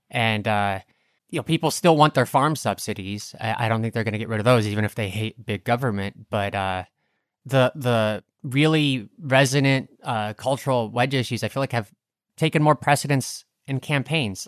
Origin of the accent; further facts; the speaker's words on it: Brainard, Nebraska, United States; moved away as an adult; I do definitely love Brainerd